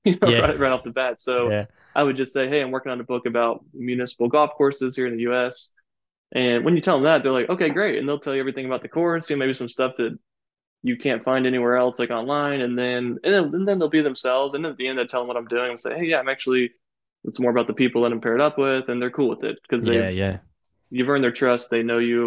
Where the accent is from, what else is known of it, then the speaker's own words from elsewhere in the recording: Florida, United States; moved away; when I got to my hometown, which I'm from Florida originally, and I played my old hometown municipal course